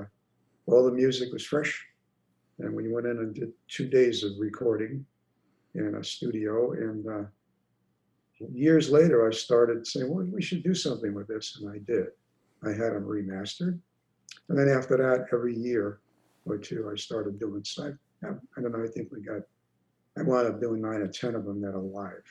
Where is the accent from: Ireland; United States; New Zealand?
United States; New York City, New York; moved away as an adult; growing up in New York